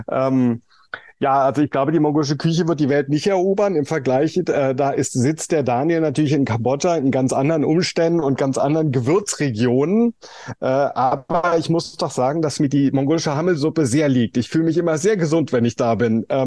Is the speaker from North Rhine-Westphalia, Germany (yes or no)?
no; Berlin, Germany; ich bin in West Berlin groß geworden